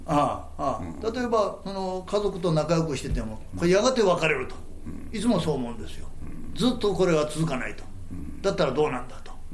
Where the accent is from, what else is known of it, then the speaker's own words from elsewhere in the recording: Japan; 奈良が近いもんですから